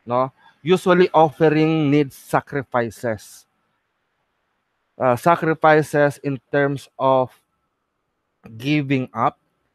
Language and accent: English; Philippines; The nature of our of us as Filipino